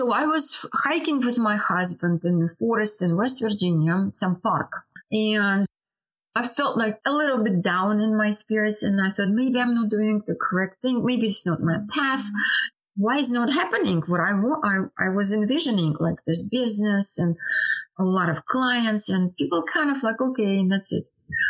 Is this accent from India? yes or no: yes; India; English is a second language; moved away; So that I came from India. Yeah, it was 2005.